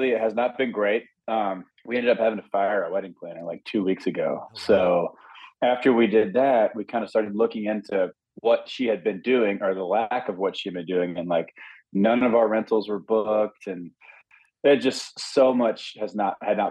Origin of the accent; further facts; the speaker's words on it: Hattiesburg, Mississippi, United States; moved away as an adult; now in Nashville, United States; It was a very small town. This was back, Hattiesburg, Mississippi was like 30,000 people